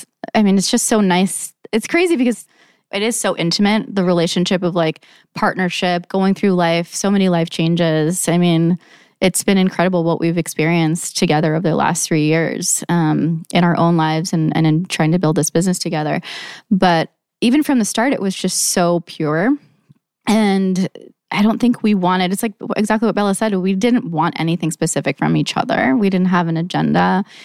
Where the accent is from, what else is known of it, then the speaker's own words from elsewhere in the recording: Saudi Arabia; my mom's Cuban, I grew up in Saudi, like coming from that life, like, I mean, I know what working hard is.